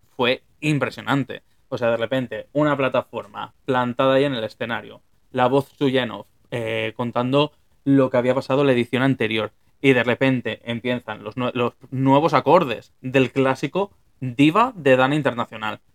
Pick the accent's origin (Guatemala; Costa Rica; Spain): Spain; Valencia, Valencian Community; yo soy de Valencia